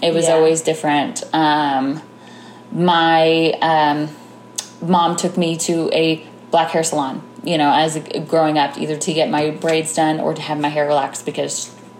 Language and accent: English; Jefferson City, Missouri, United States; I was born in Jeff City, Missouri.